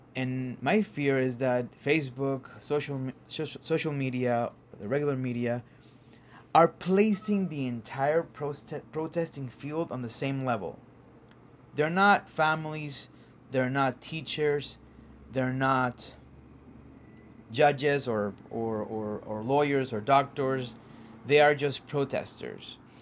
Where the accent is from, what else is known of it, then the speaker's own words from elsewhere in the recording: Caguas, Puerto Rico; now in Harlem, New York, United States; a part of Caguas, my hometown called Villa del Rey